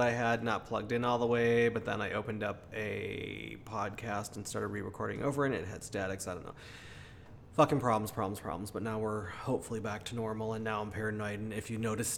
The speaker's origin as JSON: {"language": "English", "town": "Chicago", "region": "Illinois", "country": "United States", "tie": "born or raised there", "said": "I grew up in Chicago in a big city"}